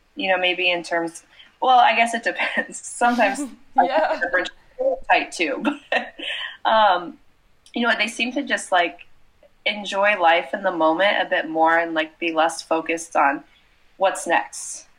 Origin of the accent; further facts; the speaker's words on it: Ohio, United States; moved away as an adult; also born or lived in France; I'm from Ohio in the United States.